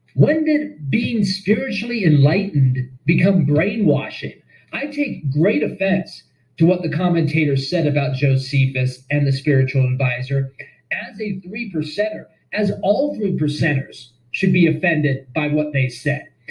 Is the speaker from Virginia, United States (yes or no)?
no; Las Vegas, Nevada, United States; I'm from Las Vegas. I'm from a tipping society.